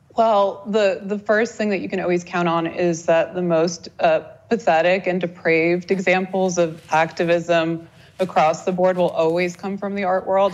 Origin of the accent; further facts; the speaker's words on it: Moscow, Russia; now in United States; I was born in Moscow back when Russia was the Soviet Union, and actually, when we moved here, um, as a family